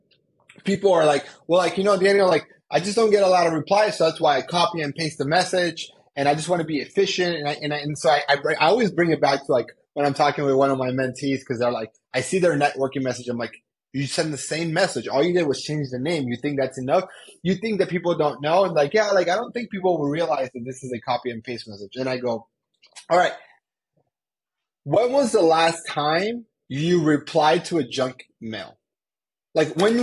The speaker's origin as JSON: {"language": "English", "country": "Colombia", "moved": "yes", "lives_now": "United States", "said": "I'm from Colombia. I'm also an immigrant, and I came to the United States."}